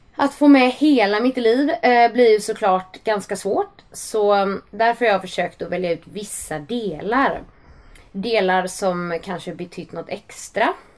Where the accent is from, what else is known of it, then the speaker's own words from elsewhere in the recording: Gothenburg, Västra Götaland, Sweden; Jag växte upp i Johanneberg i en stadsdel nära centrala Göteborg